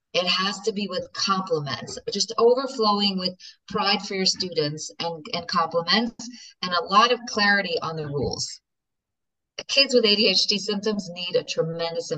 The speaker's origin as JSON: {"language": "English", "country": "United States", "said": "I'm such an American"}